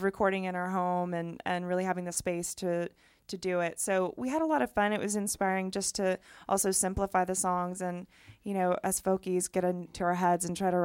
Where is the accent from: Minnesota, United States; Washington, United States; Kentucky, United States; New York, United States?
Kentucky, United States; Louisville; moved away; growing up in Louisville